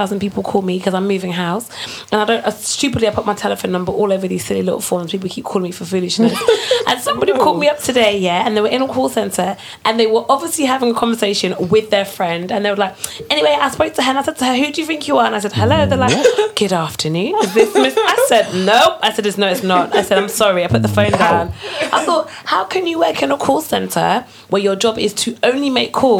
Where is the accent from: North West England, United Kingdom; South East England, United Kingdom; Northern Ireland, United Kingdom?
North West England, United Kingdom; Manchester; now in London, United Kingdom; I'm originally from Manchester.